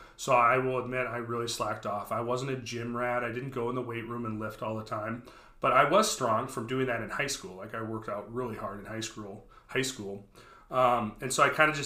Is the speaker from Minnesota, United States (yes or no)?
yes; Brooklyn Park, Minnesota, United States; I grew up in Brooklyn Park